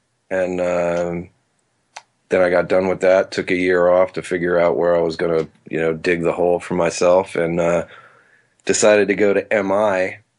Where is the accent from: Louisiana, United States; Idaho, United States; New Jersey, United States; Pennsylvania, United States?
New Jersey, United States; Metuchen; I was born in New Brunswick, Middlesex Hospital, and didn't grow up, but spent my first 5 years in Metuchen, New Jersey.